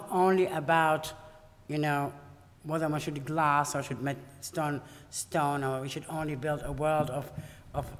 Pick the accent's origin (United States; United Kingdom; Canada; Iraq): Iraq; moved away; I come from Iraq